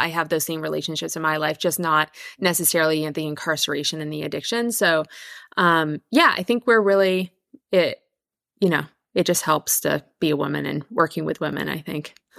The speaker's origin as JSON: {"language": "English", "town": "Victoria", "region": "British Columbia", "country": "Canada", "tie": "born or raised there", "said": "I'm from Canada. I grew up on Victor- in Victoria on Vancouver Island"}